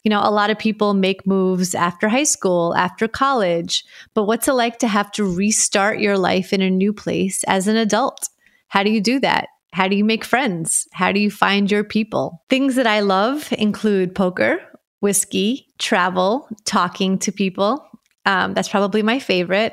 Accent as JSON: {"language": "English", "town": "New York City", "region": "New York", "country": "United States", "tie": "born or raised there", "also_born_or_lived": "Soviet Union", "moved": "as an adult", "lives_now": "South Florida, United States", "said": "I was born in the Soviet Union and grew up in Brooklyn, New York"}